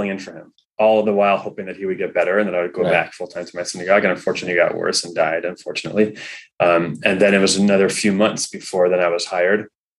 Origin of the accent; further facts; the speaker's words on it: Los Angeles, California, United States; also born or lived in New York City; Yeah, I'm from the South Bay.